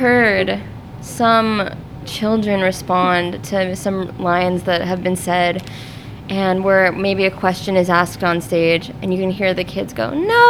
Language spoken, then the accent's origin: English; Seattle, Washington, United States; moved away as an adult; also born or lived in Tacoma, Washington; now in Omaha, United States; but I'm from Seattle originally, and so I grew up doing a lot of community theater in Tacoma, Washington